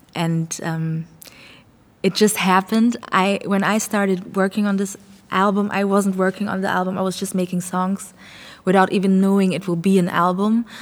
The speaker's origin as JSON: {"language": "English", "town": "Frankfurt", "region": "Hesse", "country": "Germany", "tie": "born or raised there", "also_born_or_lived": "Ghana", "said": "I grew up in Frankfurt, but I'm, I was born in Ghana."}